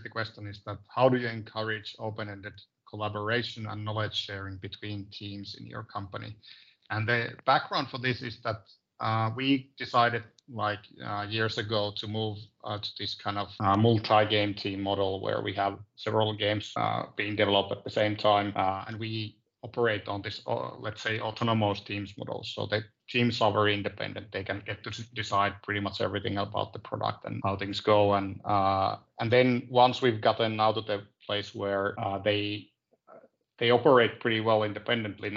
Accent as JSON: {"language": "English", "town": "Tornio", "region": "Lapland", "country": "Finland", "moved": "as an adult", "lives_now": "Oulu, Finland", "said": "I'm from Lapland, so Tornio"}